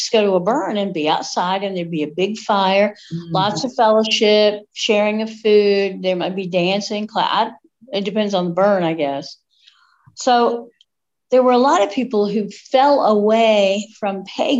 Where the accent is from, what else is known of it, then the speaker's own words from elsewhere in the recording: Appalachia, United States; accent: Appalachian patois; It's nice to be back in Tennessee where I can have my real accent.